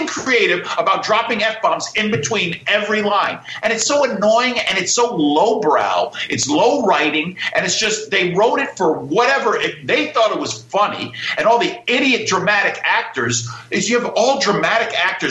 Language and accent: English; Greenwich, Connecticut, United States; I'm from Greenwich, Connecticut